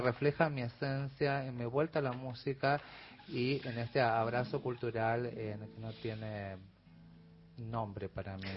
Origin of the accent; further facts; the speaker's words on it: Corrientes, Argentina; moved away as an adult; now in Buenos Aires, Argentina; Yo soy nacida acá en Buenos Aires, pero a mi muy temprana edad me fui a vivir a Corrientes, o sea que soy más correntina que yacaré